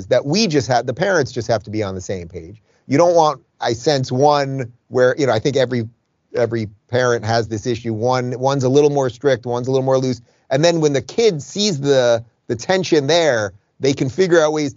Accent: Long Island, New York, United States; now in Miami, United States; I grew up in Long Island, which is just like a slightly alternate Jersey

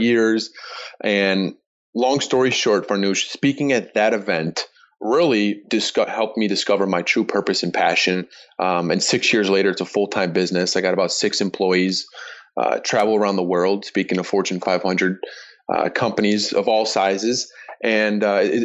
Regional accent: Chicago, Illinois, United States; my hometown team, the Chicago Bears

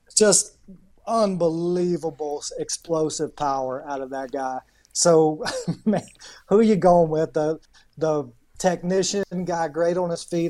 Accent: Southern United States, United States; accent: Southern; my Southern accent

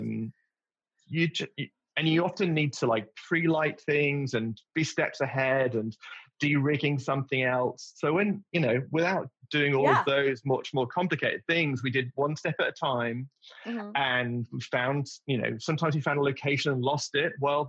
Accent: England, United Kingdom; as a an English person

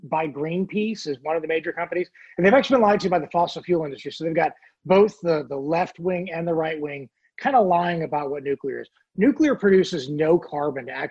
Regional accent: Oregon, United States; now in Virginia, United States; I live in Virginia, but I grew up in Oregon

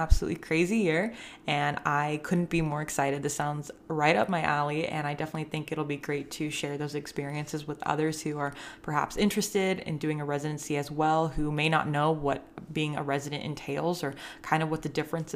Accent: Northern California, United States; I'm from Northern California

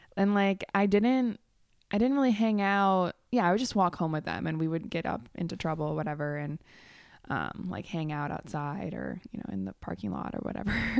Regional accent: Chicago, Illinois, United States; now in Vernon Hills, United States; I was born in Chicago, born and raised.

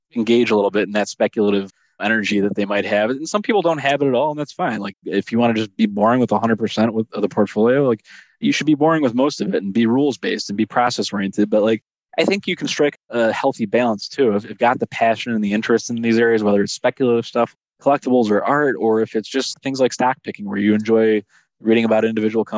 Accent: Chicago, Illinois, United States; I grew up in Chicago in the early 90s as a child

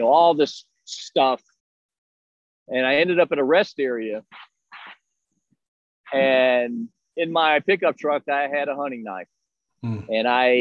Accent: Texas, United States; now in Melbourne, United States; where I grew up in Texas

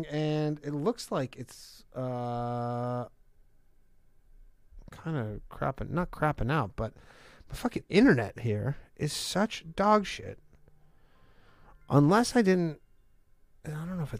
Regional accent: Canada; now in United States; I learned about that in high school, I'm pretty sure. In Canada

